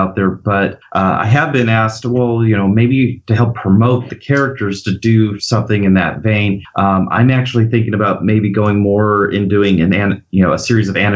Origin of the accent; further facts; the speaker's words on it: Bakersfield, California, United States; I'm from Bakersfield, California, so the Central Valley